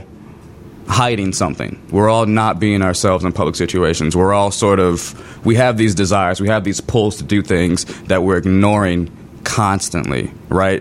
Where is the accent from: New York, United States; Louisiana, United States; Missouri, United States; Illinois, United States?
Illinois, United States; Chicago; I'm a writer from the South Side of Chicago